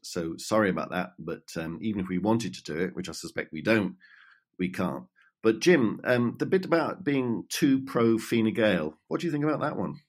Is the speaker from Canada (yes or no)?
no; United Kingdom; now in Ireland; as a Brit who is more used to British conventions around right and left